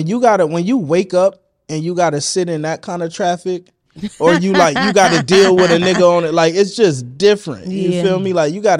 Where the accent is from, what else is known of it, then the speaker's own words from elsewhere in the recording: Vallejo, California, United States; Vallejo. Yeah.